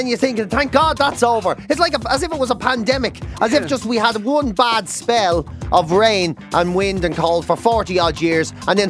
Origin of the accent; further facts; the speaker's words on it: Ireland; I'm still one of those Irish people that's not sure if I own a jacket or not.